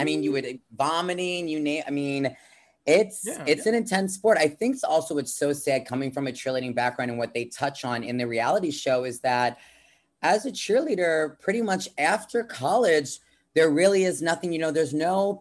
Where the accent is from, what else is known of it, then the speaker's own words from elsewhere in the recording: Long Island, New York, United States; I'm from Long Island, New York, you know, coming to you live from New York City right now.